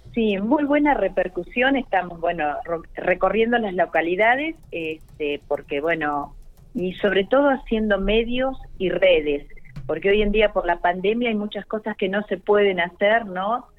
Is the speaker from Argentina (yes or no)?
yes; General Acha, La Pampa, Argentina; also born or lived in Chacharramendi, La Pampa; Yo soy del, de General Hacha, mis padres vivían en el campo y fui a la escuela albergue de Chacharramendi